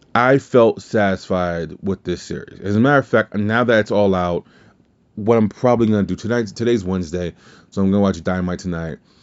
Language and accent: English; the South, United States; I'm from the South